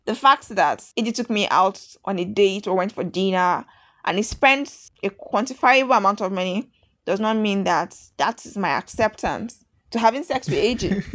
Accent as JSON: {"language": "English", "country": "Nigeria", "said": "I'm not an Italian. I'm a Nigerian."}